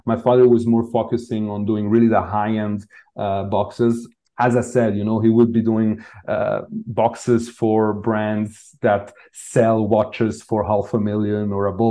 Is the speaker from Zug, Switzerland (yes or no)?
no; Lausanne, Vaud, Switzerland; I grew up in Lausanne, so very near to Geneva